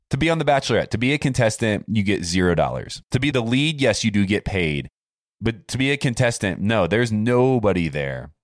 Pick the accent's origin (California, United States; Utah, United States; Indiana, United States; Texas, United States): Indiana, United States; Warsaw; moved away; Where I grew up in Warsaw, Indiana is the orthopedic capital of the world